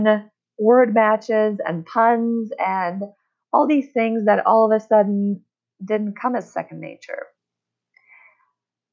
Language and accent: English; Czechia; English is a second language; moved away as an adult; now in United States; transplanting my roots from my home country of Czech Republic and building a new life from scratch here in the United States, where I've lived for the past 17 years